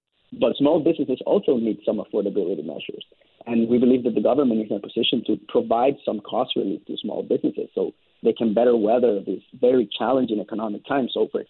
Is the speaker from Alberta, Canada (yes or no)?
no; British Columbia, Canada; as British Columbians